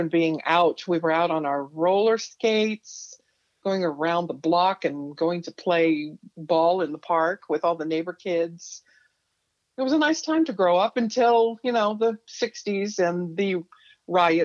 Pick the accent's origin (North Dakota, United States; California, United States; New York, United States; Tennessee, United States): California, United States; South Gate; also born or lived in Whittier, California; I was born in actually Whittier, California, the same hospital where Nixon was born, and raised in Southgate, California